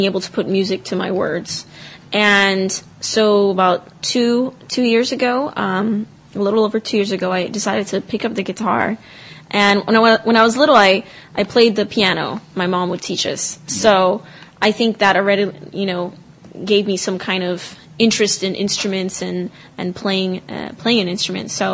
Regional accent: Cameroon; moved away; I'm from Cameroon, West Africa

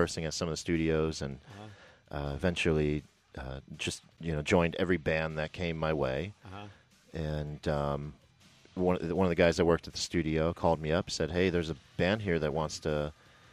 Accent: Rancho Cucamonga, California, United States; also born or lived in Rhode Island; I was born in Rhode Island, back east, and my family relocated to Rancho Cucamonga, California, when I was 7 years old.

